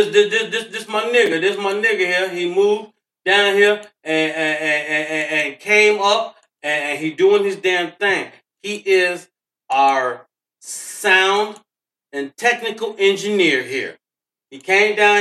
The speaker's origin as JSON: {"language": "English", "town": "Chicago", "region": "Illinois", "country": "United States", "tie": "born or raised there", "said": "Born and raised in Chicago"}